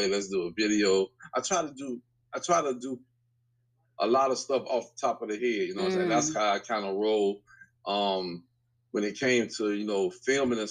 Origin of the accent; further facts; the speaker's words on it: Tampa, Florida, United States; I grew up here in Tampa. I'm 52 years old. I grew up here in Tampa. I grew up in Tampa Park.